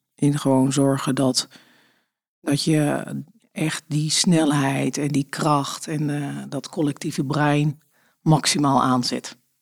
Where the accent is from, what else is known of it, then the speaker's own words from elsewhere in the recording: Friesland, Netherlands; also born or lived in Deventer; now in Wassenaar, Netherlands; opgegroeid in Friesland